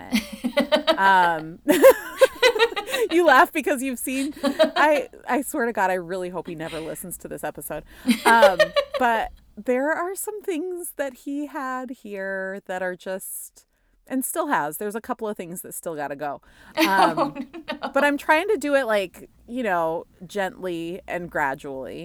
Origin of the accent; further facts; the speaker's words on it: South Dakota, United States; moved away as an adult; also born or lived in Madison, Wisconsin / Seattle; now in Minneapolis, United States; I like got promoted for the first time out of South Dakota. Like, and actually this September will be 10 years ago that I got that first promotion and left my hometown